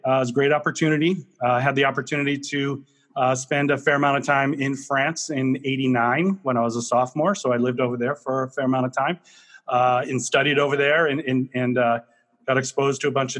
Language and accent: English; Marlborough, Massachusetts, United States; So I am a New Englander through and through. I was born and raised in Marlborough, Mass, about a half an hour outside of Boston.